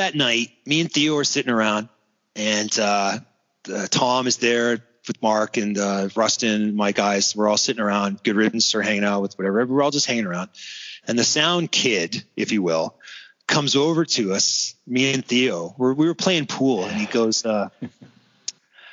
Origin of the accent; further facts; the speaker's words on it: Toronto, Ontario, Canada; we're from Toronto